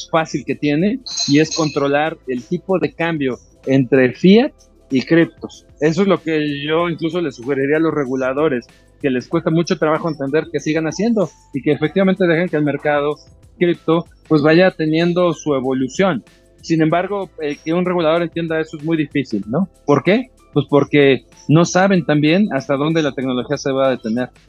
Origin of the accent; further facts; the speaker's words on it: Mexico; soy mexicano, pero a lo mejor mi wallet está en Singapur.